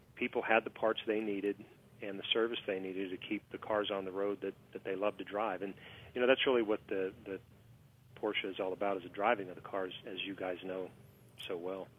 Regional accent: Pittsburgh, Pennsylvania, United States; I am from Pittsburgh, and so I mean, it kind of kind of in the Rust Belt area

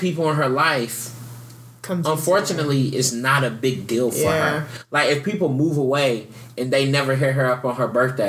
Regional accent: Southeast, United States; also born or lived in Louisville, Kentucky; For growing up in the Southeast, it's like, it's just polite. Southern hospitality.

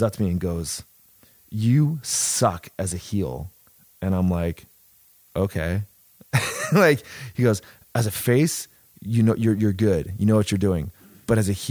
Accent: San Diego, California, United States; I'm from San Diego

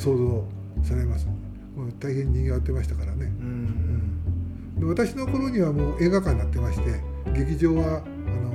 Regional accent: Japan; ずっとここで生まれ育ったものですから

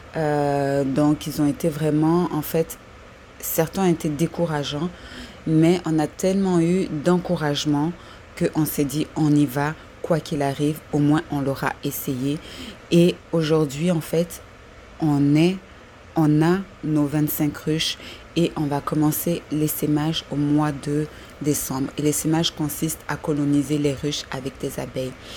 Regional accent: Côte d’Ivoire; now in Montreal, Canada; je suis une Corrie vivant à Montréal et qui a pour but d'aller s'installer en Côte d'Ivoire, mon pays natal

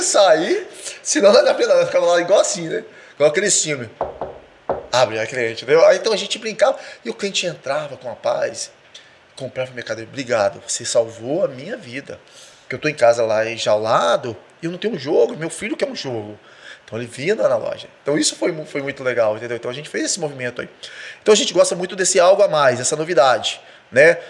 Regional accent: Cariacica, Espírito Santo, Brazil; Eu e Kelly somos nascidos e criados na Vila Capixaba, em Cariacica, um bairro muito simples, bom de morar

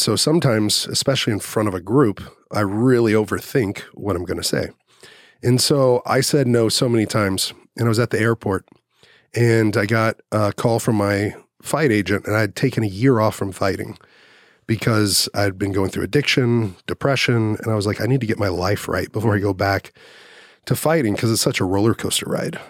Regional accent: Dallas, Texas, United States; I grew up in Dallas. I graduated in Dallas

